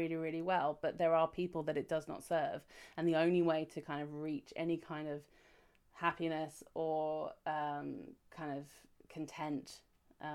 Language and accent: English; United Kingdom; I'm British